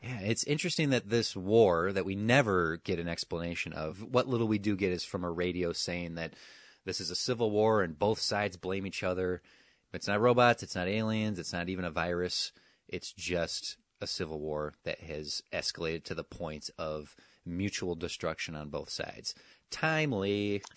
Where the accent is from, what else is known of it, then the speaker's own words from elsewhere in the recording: Wisconsin, United States; my lifetime growing up in Wisconsin